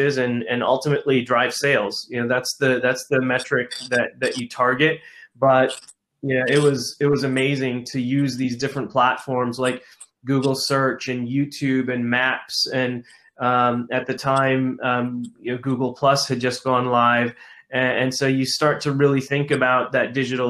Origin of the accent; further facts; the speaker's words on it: Detroit, Michigan, United States; I'm a Detroit kid. I grew up in the Detroit suburbs